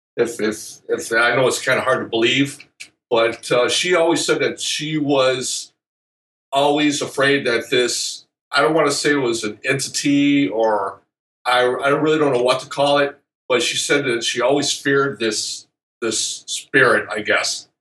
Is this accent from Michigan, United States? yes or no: yes; Northville, Michigan, United States; also born or lived in Romulus, Michigan; my actual hometown is Northville